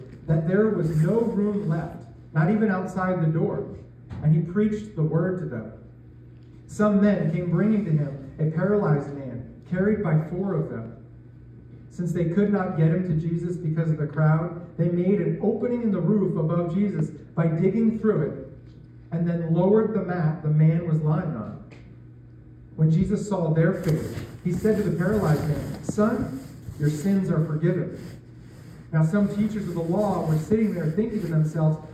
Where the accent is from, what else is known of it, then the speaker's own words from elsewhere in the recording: New York, United States; moved away as an adult; now in Iowa, United States; I grew up in New York, just outside the city, where there is traffic just about everywhere